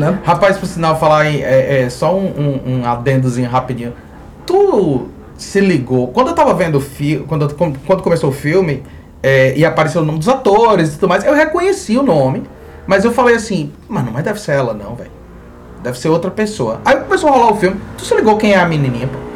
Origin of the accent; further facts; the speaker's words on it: Mossoró, Rio Grande do Norte, Brazil; como a gente é de Mossoró, a chuva é um evento raro